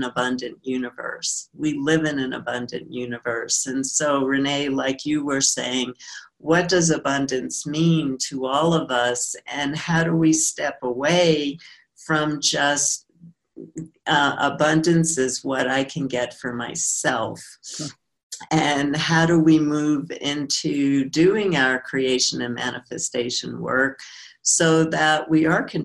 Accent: New York City, New York, United States; I grew up in New York

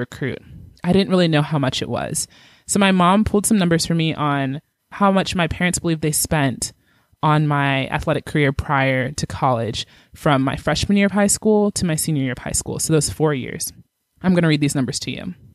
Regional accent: Georgia, United States; moved away as an adult; also born or lived in Kansas; I'm from Georgia and I was going to the University of Kansas. I was out of state.

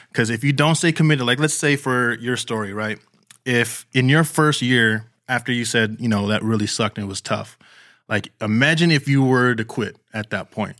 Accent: Bay Area, California, United States; I am born and raised in the Bay Area, here in California.

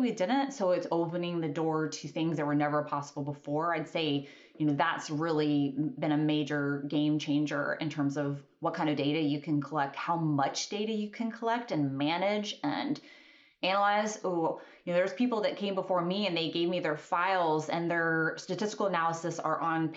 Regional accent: Kentucky, United States; moved away as an adult; also born or lived in Alaska; I grew up in Kentucky. I'd spent my whole life in Kentucky.

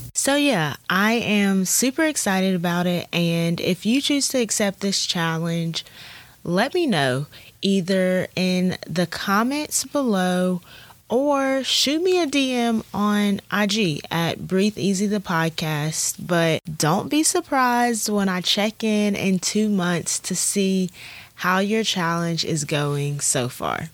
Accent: Auburn, Alabama, United States; I'm from Auburn, Alabama

